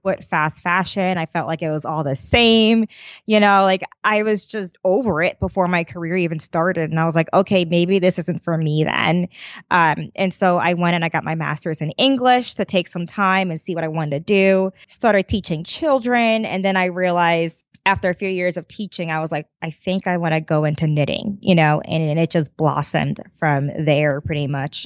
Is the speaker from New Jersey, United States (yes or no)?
yes; New Jersey, United States; I grew up in New Jersey